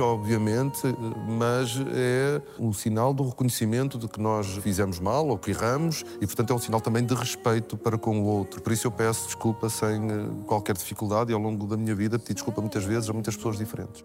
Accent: São João da Madeira, Aveiro District, Portugal; a história da minha terra

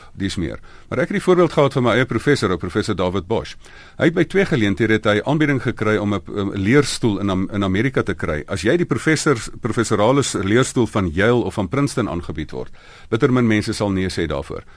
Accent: South Africa; ek is nou hierdie Suid-Afrikaner

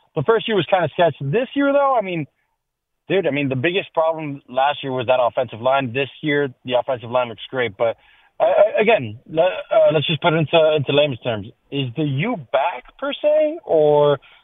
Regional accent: Miami, Florida, United States; I'm from Miami

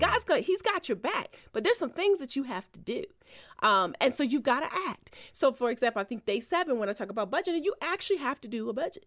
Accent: Baltimore, Maryland, United States; moved away as an adult; I left my hometown paper to go to the Post, so she wasn't happy about that 'cause she wanted me to stay in Baltimore

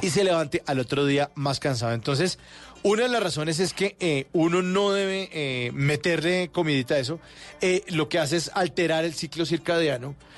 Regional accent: Bogotá, Colombia; aquí somos los rolos, los que andamos con saco

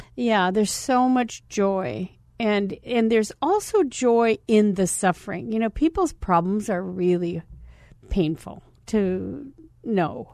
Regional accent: Scottsdale, Arizona, United States; I'm a kid from Scottsdale. I'm a cheerleader. I was the homecoming queen at Scottsdale High School

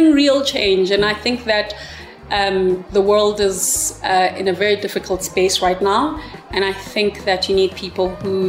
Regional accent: South Africa; being a South African who was brought up under apartheid and watching my country disintegrate

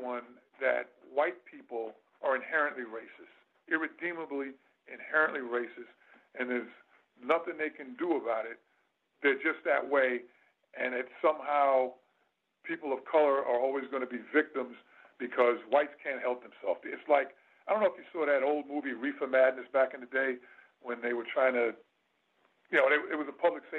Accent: New York City, New York, United States; I'm also a native New Yorker. I was born in Queens General Hospital, way back when in 1965

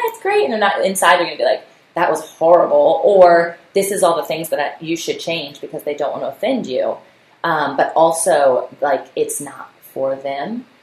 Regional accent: Virginia Beach, Virginia, United States; my hometown city of Virginia Beach

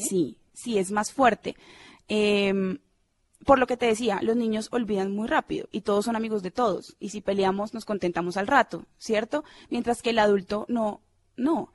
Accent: Cali, Valle del Cauca, Colombia; also born or lived in Medellín; now in Bogotá, Colombia; Yo nací realmente en Medellín, pero me crié en Cali toda mi vida

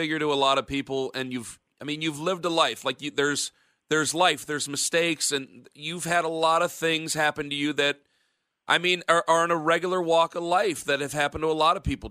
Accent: Northeast Ohio, United States; I'm from Northeast Ohio

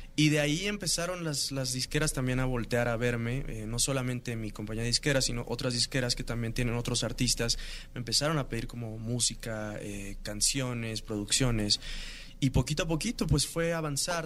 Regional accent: Mexico City, Mexico; yo crecí aquí en la Ciudad de México

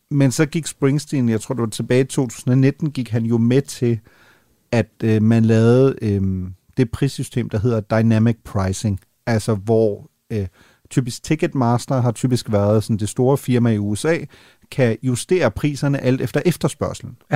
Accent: Northern Germany, Germany; jeg er jo mentalt er jeg jo jyde. Altså det er klart, når man er, op, når man er opvokset i, i, i Nordtyskland, ikke?

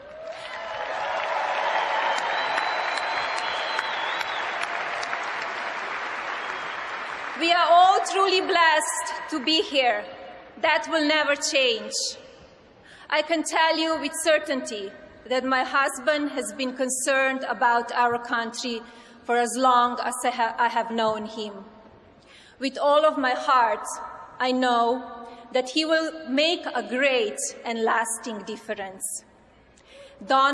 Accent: Slovenia; born or raised there; now in United States

